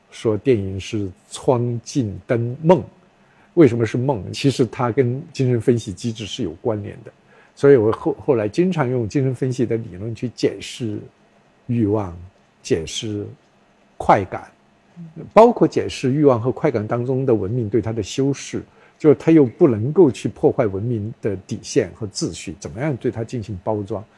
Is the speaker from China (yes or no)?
yes; China; also born or lived in Sichuan University, Chengdu / Beijing; 我们中国人